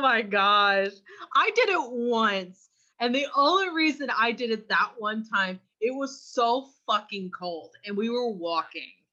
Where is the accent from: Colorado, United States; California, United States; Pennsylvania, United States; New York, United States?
California, United States; I'm from California. I don't have an accent